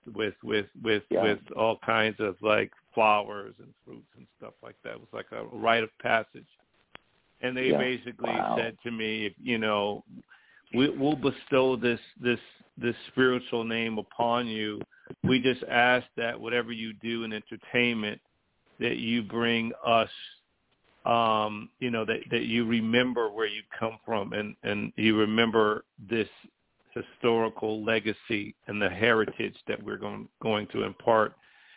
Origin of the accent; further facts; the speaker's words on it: Cleveland, Ohio, United States; now in Boise, United States; I grew up in Cleveland, Ohio.